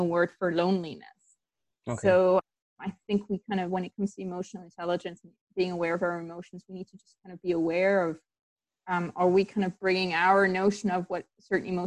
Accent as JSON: {"language": "English", "country": "Tanzania", "tie": "born or raised there", "said": "I grew up in Tanzania and I did the international baccalaureate there"}